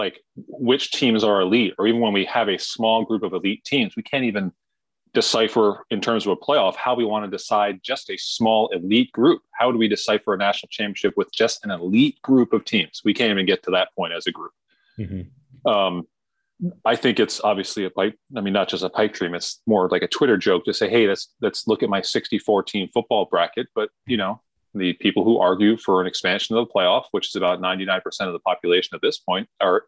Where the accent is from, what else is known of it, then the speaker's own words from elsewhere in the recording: New York area, United States; we did grow up in New York area.